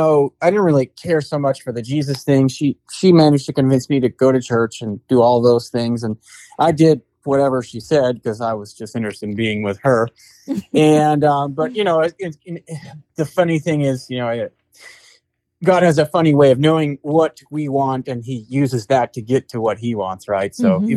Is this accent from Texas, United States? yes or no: no; San Jose, California, United States; So I grew up in San Jose, California, same town as you, Tina